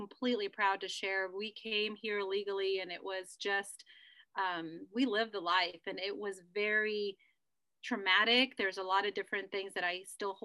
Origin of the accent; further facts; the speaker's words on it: Hutchinson, Kansas, United States; English is a second language; also born or lived in Mexico; I grew up in Hutch